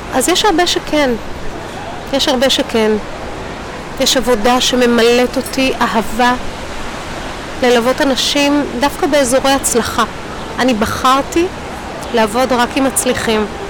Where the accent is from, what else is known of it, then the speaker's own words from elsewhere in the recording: Rishon LeZion, Central District, Israel; also born or lived in Hadassim; ואנחנו מרמת אליהו